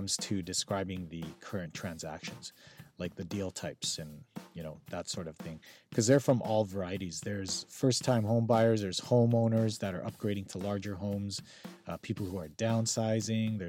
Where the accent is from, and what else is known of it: Calgary, Alberta, Canada; born or raised there; now in Vancouver, Canada